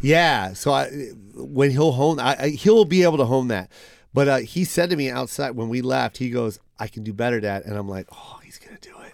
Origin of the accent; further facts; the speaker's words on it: Seattle, Washington, United States; I was from Seattle